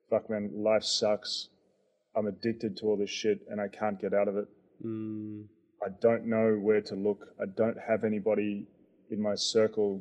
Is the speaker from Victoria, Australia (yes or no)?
yes; Melbourne, Victoria, Australia; accent: Aussie; moved away as an adult; also born or lived in Perth / New York; now in Berlin, Germany; Grew up in Melbourne most part of my life, and then ended up in Perth to study